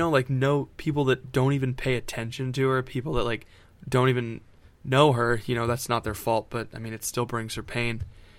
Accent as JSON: {"language": "English", "region": "Florida", "country": "United States", "said": "I'm from Florida, Ethan."}